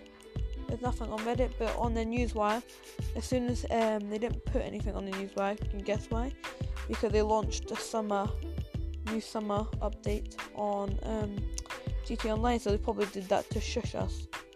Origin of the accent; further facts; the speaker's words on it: England, United Kingdom; if you are laughing at my accent, then yes, I am English.